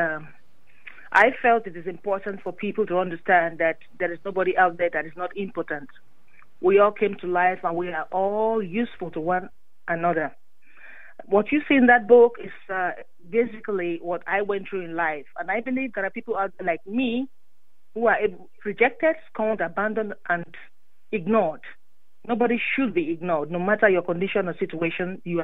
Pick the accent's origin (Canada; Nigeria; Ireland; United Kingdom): Nigeria; moved away; growing up in Nigeria